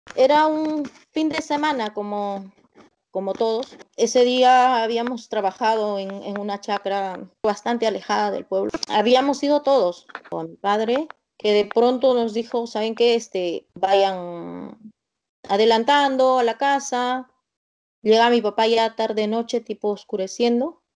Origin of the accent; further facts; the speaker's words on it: Soras, Ayacucho, Peru; mi pueblito es un pueblito muy, muy pequeño